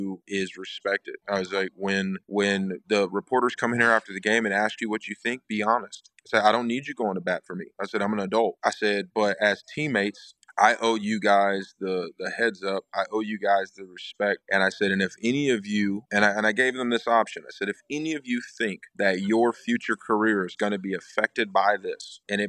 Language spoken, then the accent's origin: English; Huntsville, Alabama, United States; that is a place where I grew up, where I was raised by my parents